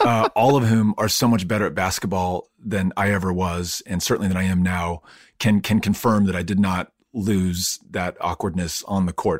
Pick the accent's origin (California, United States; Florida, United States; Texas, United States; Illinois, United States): Texas, United States; El Paso; also born or lived in Virginia; growing up in El Paso